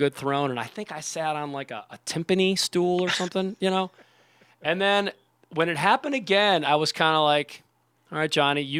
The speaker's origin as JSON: {"language": "English", "town": "Cleveland", "region": "Ohio", "country": "United States", "tie": "born or raised there", "also_born_or_lived": "Florida", "moved": "yes", "lives_now": "Las Vegas, United States", "said": "my hometown of Cleveland"}